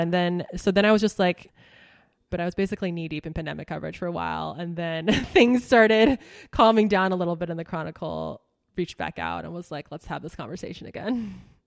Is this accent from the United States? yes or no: yes; Knoxville, Tennessee, United States; also born or lived in New York; now in California, United States; my hometown